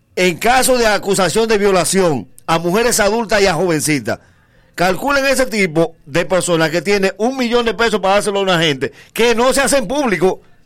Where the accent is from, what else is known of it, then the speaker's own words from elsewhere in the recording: Dominican Republic; para nosotros como dominicanos